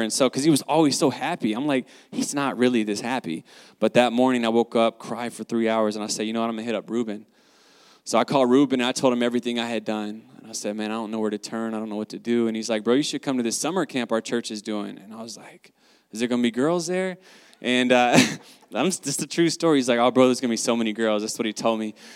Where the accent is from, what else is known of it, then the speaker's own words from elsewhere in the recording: the South, United States; I grew up in the South